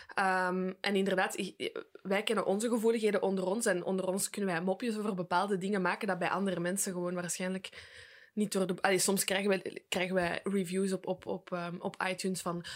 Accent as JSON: {"language": "Dutch", "country": "Belgium"}